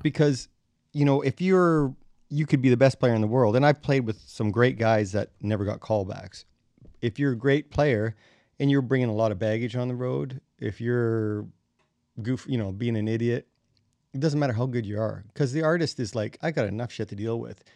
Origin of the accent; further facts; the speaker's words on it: Crane Valley, Saskatchewan, Canada; I'm from Crane Valley, Saskatchewan